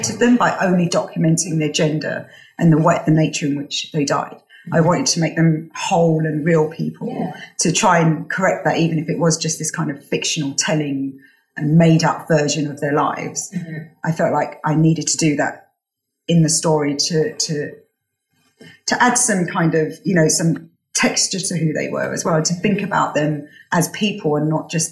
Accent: United Kingdom; also born or lived in Morocco; as a British woman, as a Moroccan woman

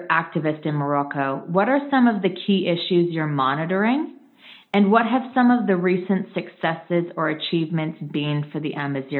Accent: Canada; I'm a Canadian

